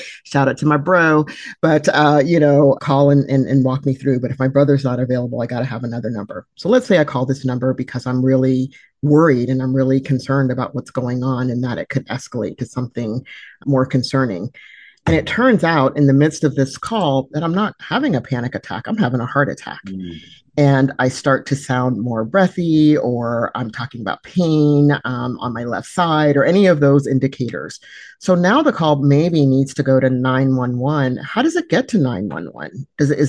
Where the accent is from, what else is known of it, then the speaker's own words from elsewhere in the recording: California, United States; I happen to be in Nebraska today, even though I'm from California